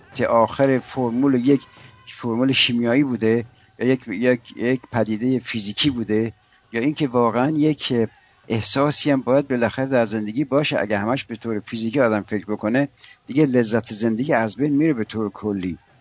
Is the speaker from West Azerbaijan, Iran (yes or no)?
no; Shiraz, Fars, Iran; ما شیرازی هستیم